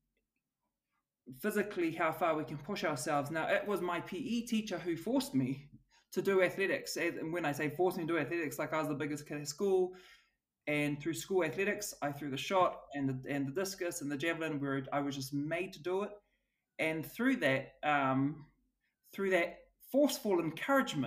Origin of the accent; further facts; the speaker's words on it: Auckland, New Zealand; also born or lived in Switzerland; my background, I'm from South Auckland. We come from a low social economic area